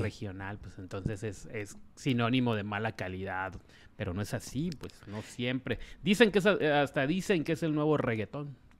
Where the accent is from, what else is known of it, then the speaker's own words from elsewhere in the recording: Ciudad Obregón, Sonora, Mexico; moved away; mi tierra, Obregón